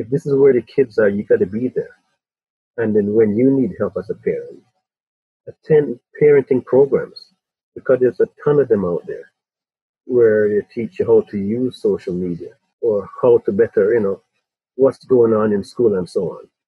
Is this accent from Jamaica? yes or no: yes; Spanish Town, Jamaica; also born or lived in England; now in Toronto, Canada; When I grew up in Spanish Town in Jamaica, I had 10 mothers and 10 fathers